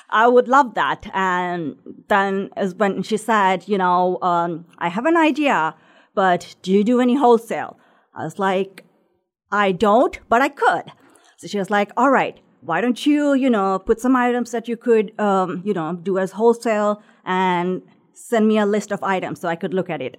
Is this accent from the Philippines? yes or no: no; Sri Lanka; moved away as an adult; also born or lived in Indianapolis; now in Noblesville, United States; grew up in Sri Lanka, which is a small island right off the ocean of India.